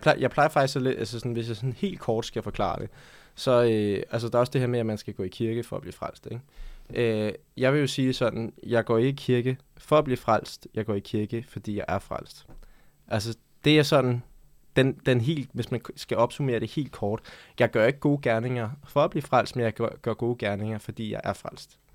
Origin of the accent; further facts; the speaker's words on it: Denmark; jeg voksede op her i Danmark